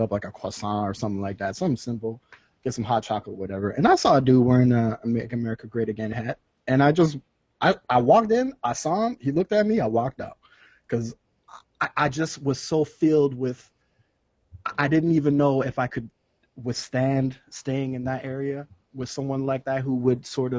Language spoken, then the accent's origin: English; Canada; I'm a Black Canadian. I'm seventh generation here